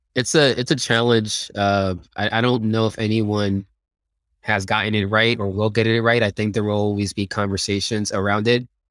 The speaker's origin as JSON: {"language": "English", "town": "Philadelphia", "region": "Pennsylvania", "country": "United States", "tie": "born or raised there", "also_born_or_lived": "Dominican Republic / Silicon Valley", "moved": "as an adult", "said": "I grew up in Philadelphia"}